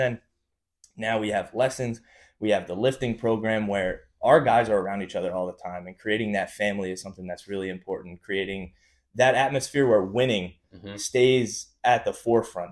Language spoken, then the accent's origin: English; North Brunswick, New Jersey, United States; growing up in North Brunswick, I was always in the same grade as Tyler, Chich's older brother